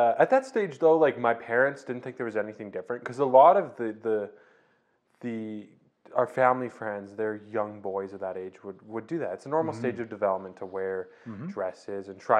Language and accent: English; Didsbury, Alberta, Canada; also born or lived in Calgary, Alberta; I was born in Calgary. And pretty early on in my life, I moved to small town Didsbury, Alberta, just north of Calgary, where I spent actually my whole childhood there